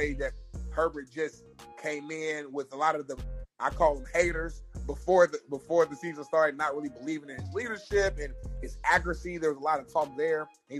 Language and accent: English; Indianapolis, Indiana, United States; He's from my hometown. He's from Fishers, Indiana. But if you're from Indianapolis, Fishers is just like a little suburb outside the city, like 20 minutes.